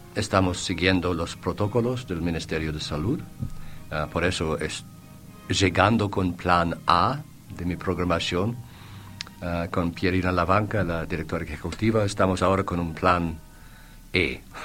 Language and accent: Spanish; Boston, Massachusetts, United States; Spanish is a second language; moved away as an adult; also born or lived in Switzerland / Buenos Aires; now in Uruguay; Yo, hijo de alban, albaneses, un eh, una familia humilde en Boston con un restaurante en mi infancia